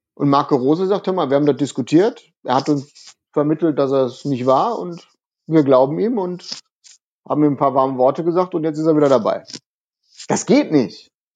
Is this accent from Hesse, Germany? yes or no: no; North Rhine-Westphalia, Germany; bei uns im Westen von Deutschland in Nordrhein-Westfalen